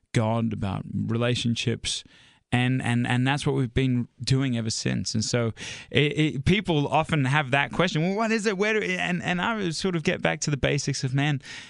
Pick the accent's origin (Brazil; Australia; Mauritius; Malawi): Australia; now in United States; we're originally from Australia, and when we came over to the United States